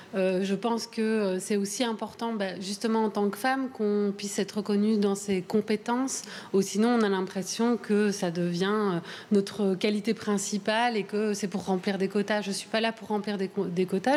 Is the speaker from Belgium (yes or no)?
yes; Brussels, Brussels-Capital Region, Belgium; je suis bruxelloise